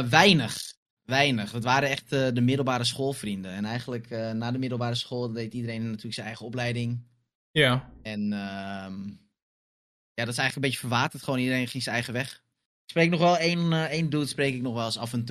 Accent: Amsterdam, North Holland, Netherlands; born there; En ik heb niet heel lang in Amsterdam gewoond, want toen ik geboren was

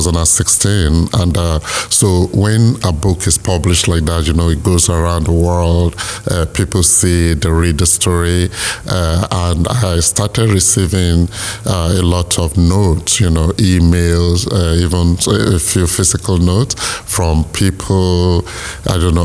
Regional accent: Nigeria; Nigeria, which is my home country

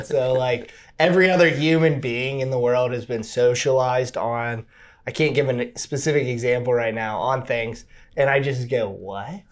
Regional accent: Cincinnati, Ohio, United States; also born or lived in Hamilton, Ohio; so I grew up, um, all over Cincinnati, Ohio.

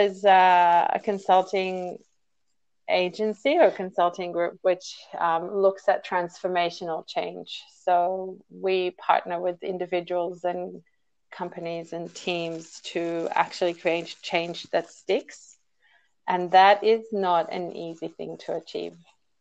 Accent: Israel; now in Sydney, Australia; I am a Sydney-sider at the moment, but I hail from Israel originally.

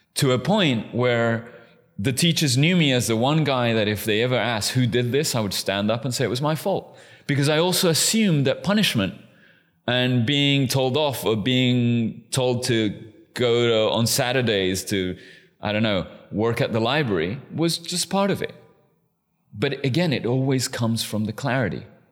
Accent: London, United Kingdom; also born or lived in Chile; I'm Chilean. I was raised in London.

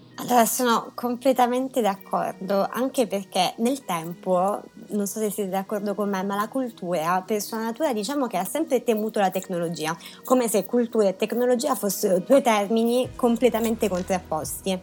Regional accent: Reggio Calabria, Calabria, Italy; now in Milan, Italy; Io vengo da Reggio Calabria

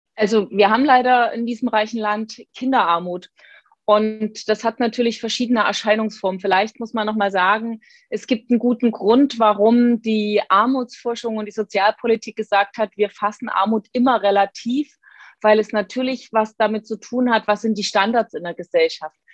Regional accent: Dresden, Saxony, Germany; meiner Heimatstadt Dresden

